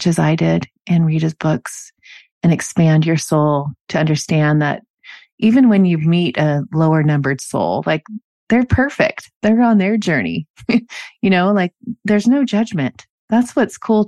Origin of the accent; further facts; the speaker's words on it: Normandy Park, Washington, United States; I grew up in Normandy Park